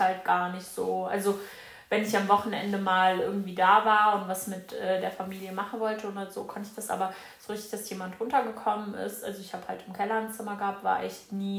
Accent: Germany; bei uns in Deutschland

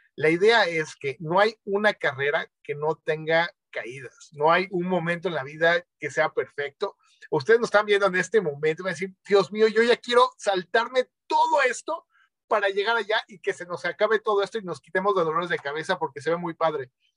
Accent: Mexico; soy médico mexicano

